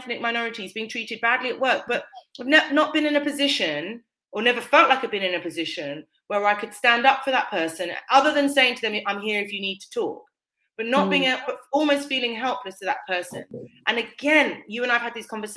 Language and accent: English; United Kingdom; I'm of West Indian heritage, but I'm born and raised in Britain